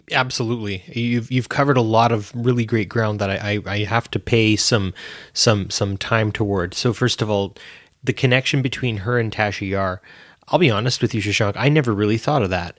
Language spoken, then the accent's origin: English; Canada; I'm Canadian